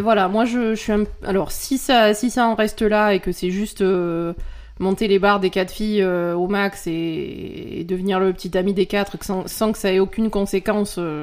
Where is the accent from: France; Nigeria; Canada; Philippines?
France